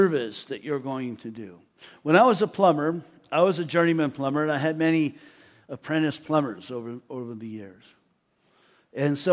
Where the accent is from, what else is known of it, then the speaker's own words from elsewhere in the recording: United States; also born or lived in Austria; I'm an American who speaks English